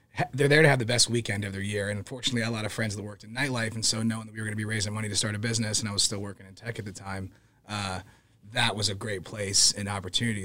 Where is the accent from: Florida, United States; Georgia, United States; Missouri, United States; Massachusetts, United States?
Missouri, United States; Kansas City; moved away as an adult; also born or lived in Overland Park, Kansas / Pennsylvania / Las Vegas / Oregon; so I grew up in Kansas City.